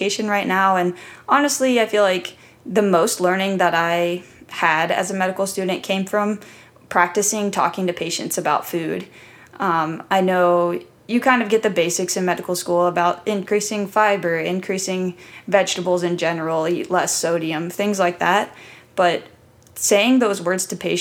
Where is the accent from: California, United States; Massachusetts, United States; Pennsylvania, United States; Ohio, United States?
Ohio, United States; Columbus; I grew up in Columbus, Ohio